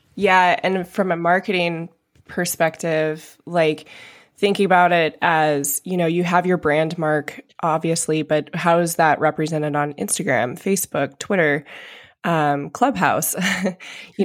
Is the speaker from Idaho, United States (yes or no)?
yes; Idaho, United States; moved away; where I grew up in Idaho